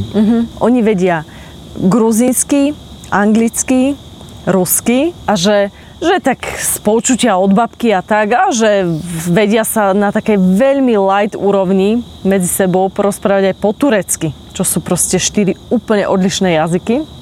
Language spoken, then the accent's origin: Slovak; Slovakia; my sme Slováci, ktorí sme vedľa Ukrajiny